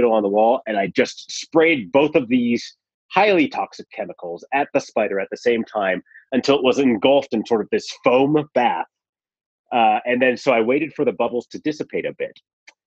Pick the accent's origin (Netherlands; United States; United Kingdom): United States; Reno, Nevada; our house growing up in Reno